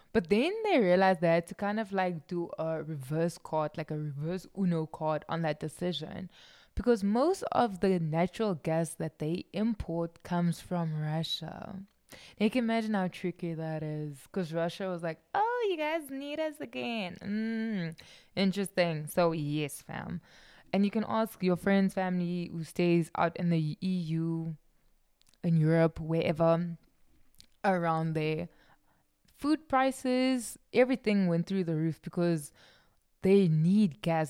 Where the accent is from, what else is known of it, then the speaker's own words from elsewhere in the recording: South Africa; I'm South African